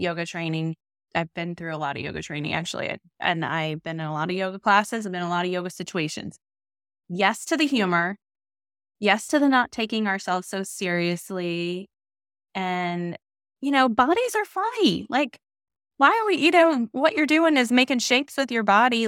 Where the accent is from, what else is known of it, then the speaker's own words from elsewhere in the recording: Northern Virginia, United States; I grew up in Virginia, but I grew up in Northern Virginia